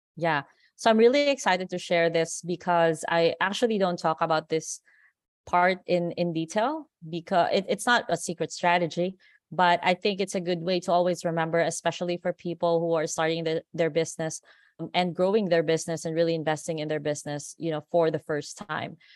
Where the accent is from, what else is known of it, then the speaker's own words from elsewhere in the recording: Philippines; accent: Americanized; moved away as an adult; now in Las Vegas, United States; I grew up in the Philippines, and a lot of people are still surprised why we speak English like this. It's almost like, it's very Americanized